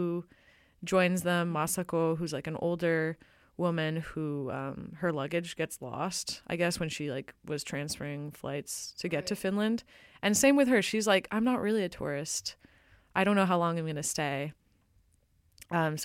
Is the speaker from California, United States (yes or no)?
yes; California, United States; moved away; We're both from California